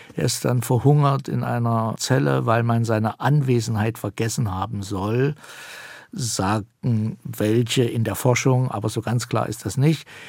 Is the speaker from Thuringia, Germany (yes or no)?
yes; Thuringia, Germany; Das sage ich als Thüringer